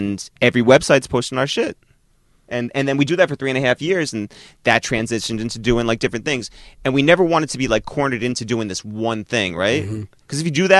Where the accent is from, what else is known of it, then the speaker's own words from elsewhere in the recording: Harrison, New York, United States; We're from Harrison.